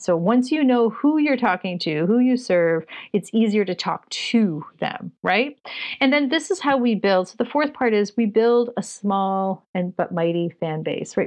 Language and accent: English; Canada; Just being Canadian